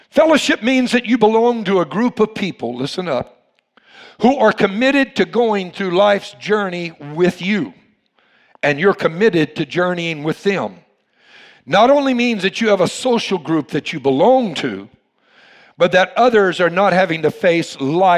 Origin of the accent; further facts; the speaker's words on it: Louisiana, United States; You all know I'm from Louisiana